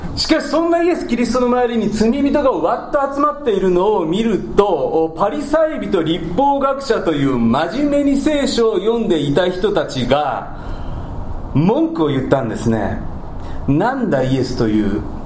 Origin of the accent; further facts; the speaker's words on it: Kansai, Japan; accent: Kansai dialect; 関西弁スイッチが入ってしまいましたけども